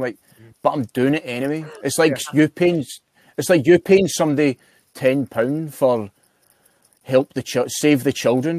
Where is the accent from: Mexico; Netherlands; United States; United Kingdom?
United Kingdom; Scotland; I was raised on the Scottish diet of sugar.